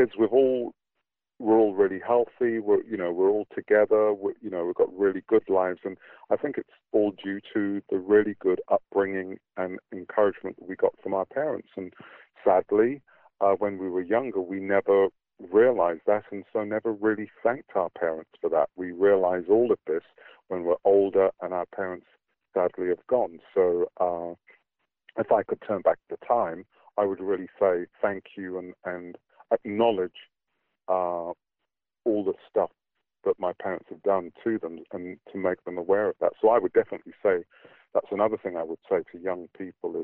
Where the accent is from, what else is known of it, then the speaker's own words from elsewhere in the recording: England, United Kingdom; moved away as an adult; now in New Zealand; I grew up in Britain as part of the black British community, and that was what my identity was.